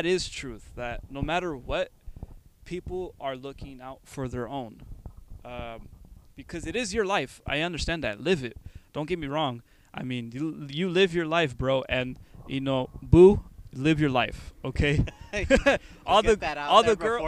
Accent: United States; me and him, we're Americans. We were born here, but we come from Mexican backgrounds

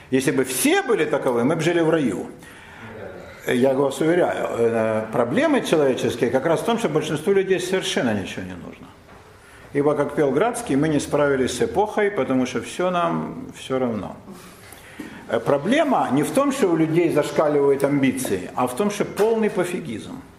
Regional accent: Moscow, Russia; мы москвичи, я на Полянке. Но и в самой Москве, Москва большой город, вы знаете, да, это недалеко от Мытищ, там тоже своя иерархия, да, значит, я родилась на Знаменке

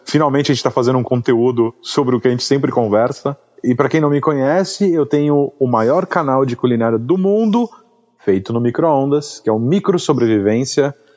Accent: Guarujá, São Paulo, Brazil; also born or lived in Santos; eu sou de Santos, sou do Guarujá, né? Sou caiçara

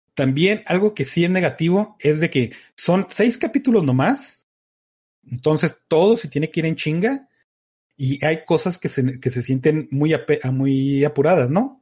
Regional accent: Mexico; como México

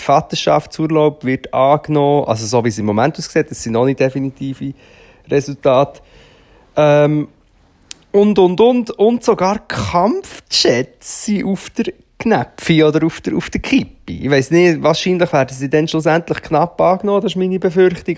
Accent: Rothrist, Aargau, Switzerland; moved away; ich bin ja dort in der Nähe aufgewachsen, also nicht vom Böschli, aber von Trist

